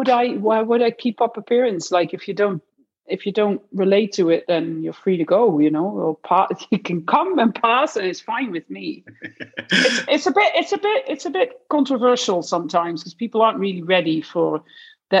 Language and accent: English; Netherlands; moved away; I'm from Holland. So I was in the Netherlands